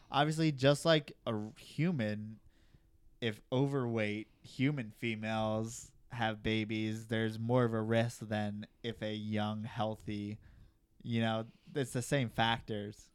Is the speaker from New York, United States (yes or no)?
yes; New York, United States; moved away; I'm from New York. The reason why I don't live in New York